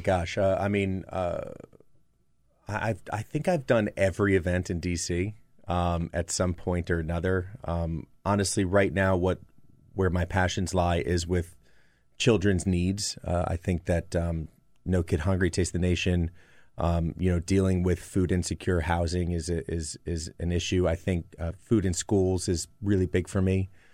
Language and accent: English; New Jersey, United States; moved away; my youth growing up in New Jersey